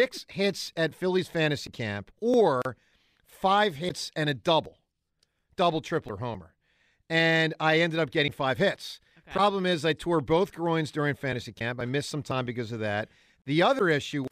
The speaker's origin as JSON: {"language": "English", "town": "Huntingdon Valley", "region": "Pennsylvania", "country": "United States", "tie": "born or raised there", "said": "I'm from Huntington Valley, and it's not technically part of Philadelphia, and I'm going to my hometown"}